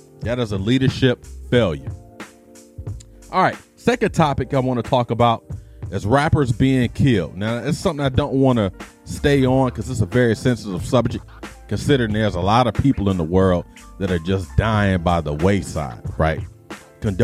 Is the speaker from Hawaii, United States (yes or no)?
no; Detroit, Michigan, United States; moved away; I grew up in Detroit